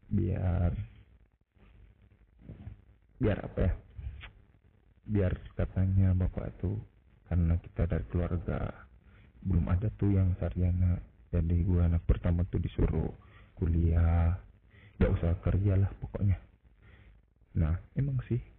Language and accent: Indonesian; Makassar, South Sulawesi, Indonesia; now in East Kalimantan, Indonesia; gue asli orang Makassar yang sekarang jadi budak korporat lah di salah satu kota di Kalimantan Timur